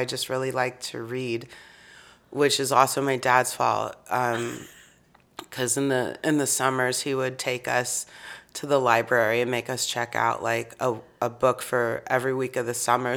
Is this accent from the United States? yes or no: yes; Kansas City, United States; moved away as an adult; now in Chicago, United States; I grew up in Kansas City